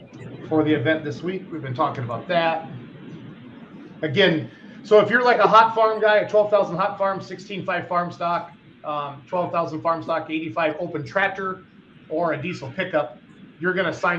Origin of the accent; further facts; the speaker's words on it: Victor, Iowa, United States; I grew up on Doran Drive in Victor, Iowa.